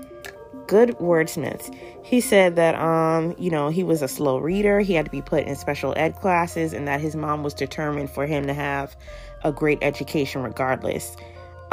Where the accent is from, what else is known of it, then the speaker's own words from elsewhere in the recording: the South, United States; I'm from the South